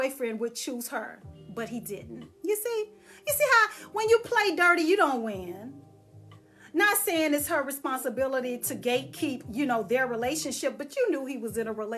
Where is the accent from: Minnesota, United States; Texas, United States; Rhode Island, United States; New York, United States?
Texas, United States; Dallas; moved away as an adult; I left and moved away from Dallas, Texas, I'm a Texan